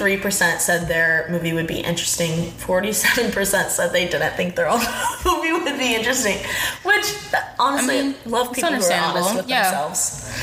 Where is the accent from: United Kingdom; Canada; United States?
United States; Indiana; I guess I am from Indiana